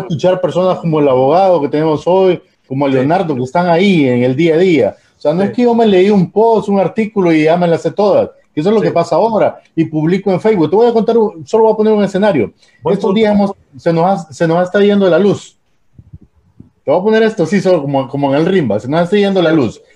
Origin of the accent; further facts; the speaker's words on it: Tegucigalpa, Francisco Morazán, Honduras; yo me crié en Teus de niño